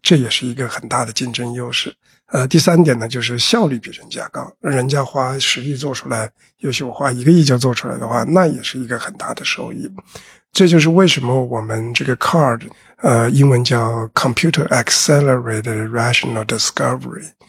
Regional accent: China; moved away as an adult; also born or lived in United States; 作为一个中国人

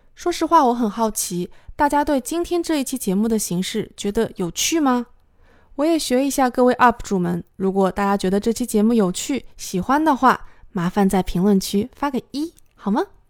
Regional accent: China; 我是中国人

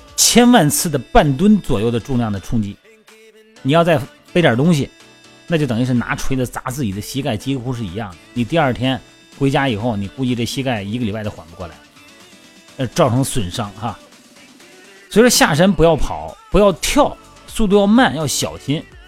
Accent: Shandong, China; now in Beijing, China; 我们老家山东嘛，我们每年以前啊，不在北京的时候啊，每年都爬山，都去爬泰山去

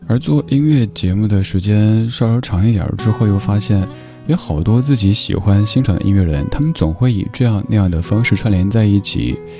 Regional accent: Sichuan, China; accent: Sichuanese; 我家乡话四川话

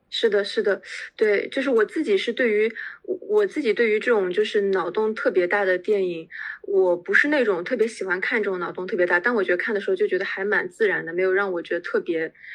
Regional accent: China; 我们中国人

